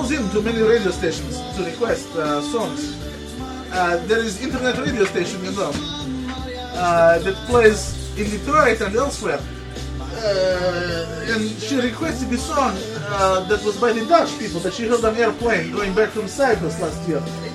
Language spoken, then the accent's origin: English; Voronezh, Voronezh Oblast, Russia; moved away; That's what we used to say in Voronezh